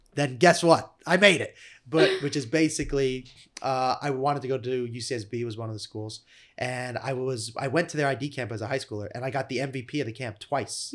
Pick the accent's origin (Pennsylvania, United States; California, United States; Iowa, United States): California, United States; Malibu; I'm from Malibu, California.